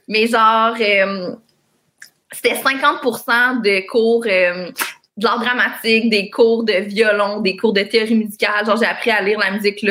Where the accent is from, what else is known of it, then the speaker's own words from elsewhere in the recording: Longueuil, Quebec, Canada; also born or lived in Greenfield Park; j'ai grandi à Longueuil, sur la rive sud